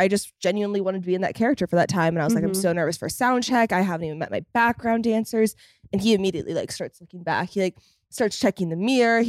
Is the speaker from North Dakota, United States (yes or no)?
no; Fort Worth, Texas, United States; But, like, when I go to Fort Worth, like, guys, it's my hometown. It's my stomping grounds.